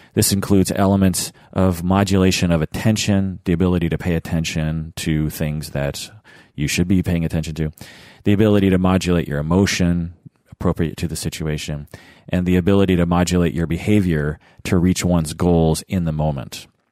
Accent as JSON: {"language": "English", "town": "Seattle", "region": "Washington", "country": "United States", "tie": "born or raised there", "said": "growing up in Seattle myself"}